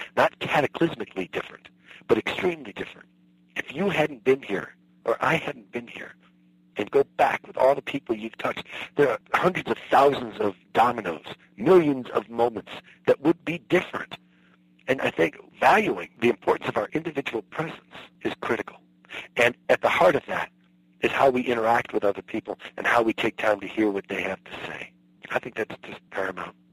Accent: Midwest, United States; I was raised in the Midwest

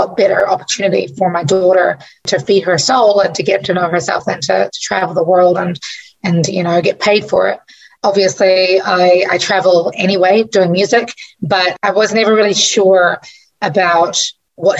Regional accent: New Zealand; accent: Kiwi accent with American twang; moved away as an adult; also born or lived in Massachusetts / Connecticut; now in Washington, D.C., United States; I grew up in New Zealand, obviously, but my mother is American. And so I've always had a slight American twang to my Kiwi accent

